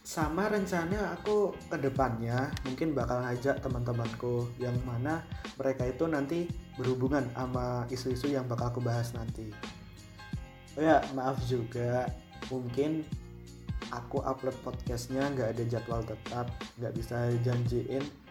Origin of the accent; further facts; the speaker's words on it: Boyolali, Central Java, Indonesia; moved away as an adult; now in South Tangerang, Indonesia; aku asalnya dari Boyolali Jawa Tengah dan sekarang statusku masih mahasiswa di salah satu perguruan tinggi di Tangerang Selatan